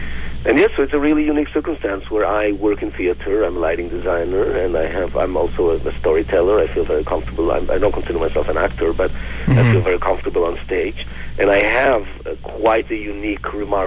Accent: Jerusalem, Jerusalem District, Israel; now in Vancouver, Canada; So I immigrated to Canada from Jerusalem in 1999, and I went to film school here, to Vancouver Film School, for a year. And shortly after I finished film school, I got a phone call from Israel that my mother has terminal cancer.

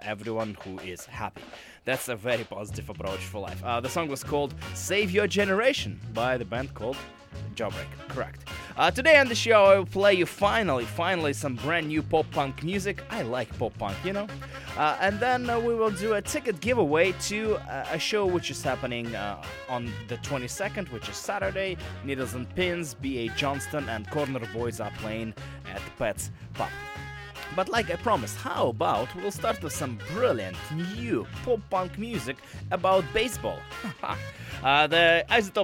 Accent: Russia; now in Vancouver, Canada; I am from Russia.

